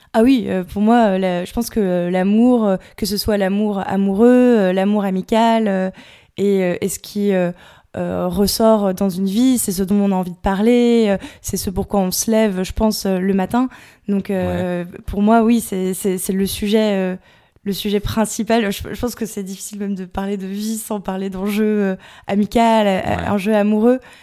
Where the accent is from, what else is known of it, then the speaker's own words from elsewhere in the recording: Dinard, Brittany, France; moved away as an adult; also born or lived in Paris; je suis originaire de Bretagne